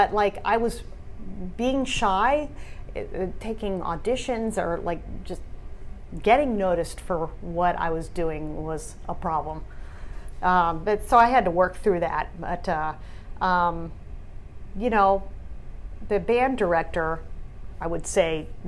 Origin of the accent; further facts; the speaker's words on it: near D.C., Virginia, United States; now in California, United States; I grew up in Virginia, near D.C.